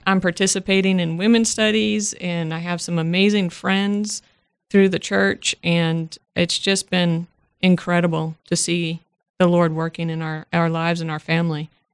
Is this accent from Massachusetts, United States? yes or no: yes; Worcester, Massachusetts, United States; moved away